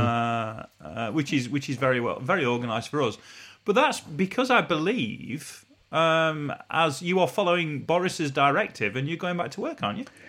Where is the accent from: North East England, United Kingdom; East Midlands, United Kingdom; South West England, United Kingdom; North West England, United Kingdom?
East Midlands, United Kingdom; Retford; I was born and raised in Retford